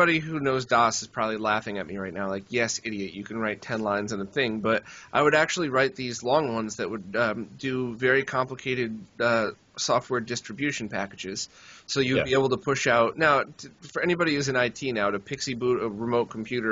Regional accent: United States; I'm from kind of by New York

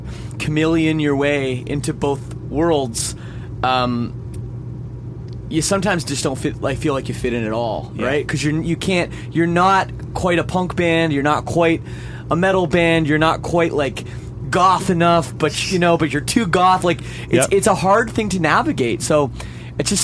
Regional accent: Toronto, Ontario, Canada; I'm from Toronto, grew up in Canada

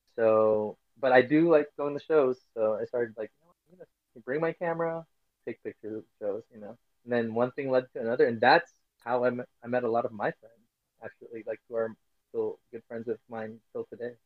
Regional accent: Philippines; moved away as an adult; now in United States; I was born and raised in the Philippines.

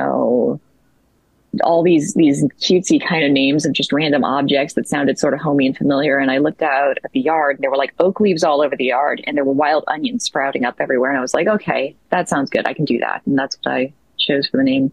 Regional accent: the North, United States; moved away as an adult; now in the South, United States; I grew up in the North. I won't tell you where that is either necessarily, but I grew up in a very, very rural, very isolated northern area of the country.

